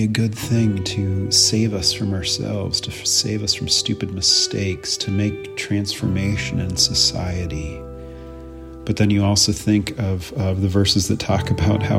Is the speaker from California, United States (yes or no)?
yes; Central Coast, California, United States; moved away as an adult; also born or lived in northern Minnesota; I'm originally from California, grew up on the Central Coast, surfing, scuba diving, beach every day